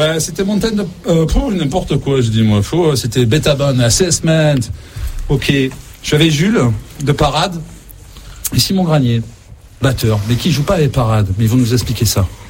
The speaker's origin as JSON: {"language": "French", "region": "south of France", "country": "France", "said": "en tant que sudiste"}